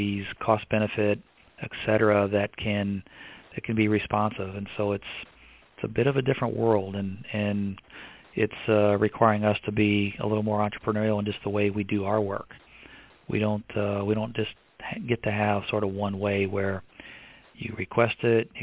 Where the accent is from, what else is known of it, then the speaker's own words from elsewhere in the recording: Evansville, Indiana, United States; moved away; my hometown in Evansville, Indiana